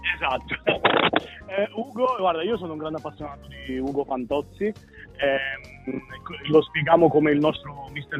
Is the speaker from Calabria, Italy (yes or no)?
no; Abruzzo, Italy; moved away as an adult; now in Melbourne, Australia; io vengo dall'Abruzzo dove è molto verde